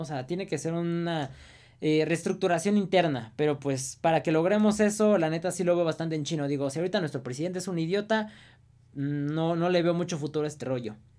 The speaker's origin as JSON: {"language": "Spanish", "country": "Mexico"}